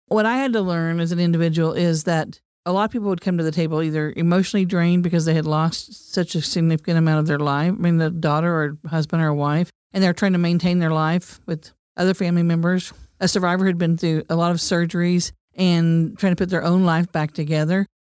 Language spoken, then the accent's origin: English; Cleveland, Oklahoma, United States; I grew up in Cleveland, Oklahoma, on the banks of the Arkansas River